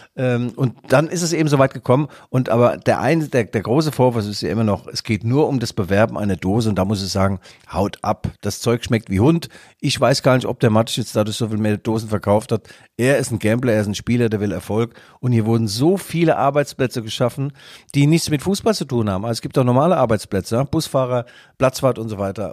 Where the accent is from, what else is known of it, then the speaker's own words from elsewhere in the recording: Leipzig, Saxony, Germany; dass ich aus Leipzig komme